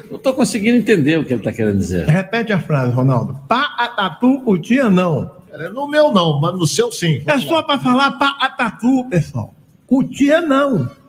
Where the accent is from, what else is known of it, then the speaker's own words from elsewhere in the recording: Rio de Janeiro, Brazil; pô, minha senhora, eu venho lá do Rio de Janeiro.